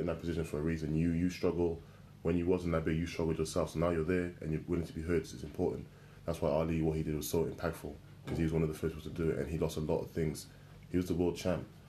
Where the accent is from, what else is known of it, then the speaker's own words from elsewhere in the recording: Wales, United Kingdom; I grew up in Wales